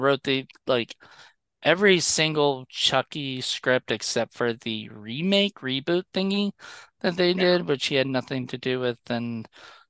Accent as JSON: {"language": "English", "country": "Canada", "said": "It's crazy. I never thought of this as a Canadian."}